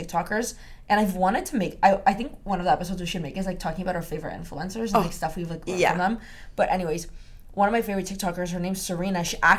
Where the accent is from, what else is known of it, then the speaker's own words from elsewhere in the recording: Brazil; moved away; So I grew up in Brazil